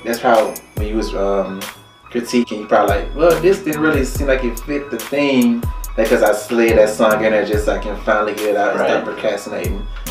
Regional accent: Alabama, United States; moved away as an adult; now in Cleveland, United States; As you can tell by the accent, I'm not originally from Cleveland. I'm from Alabama.

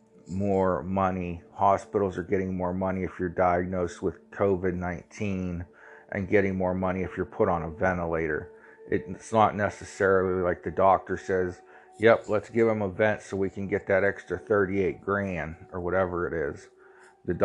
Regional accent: Ohio, United States; I'm from Ohio.

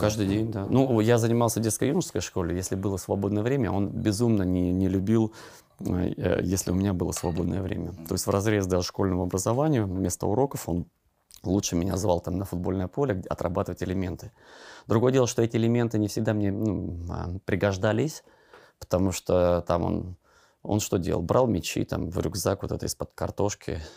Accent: Siberia, Russia; я же из Сибири тоже

